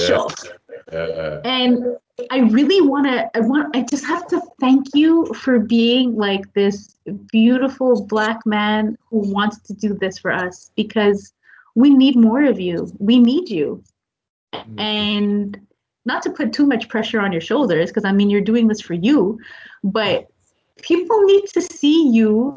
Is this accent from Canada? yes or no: yes; Quebec, Canada; being born and raised in Quebec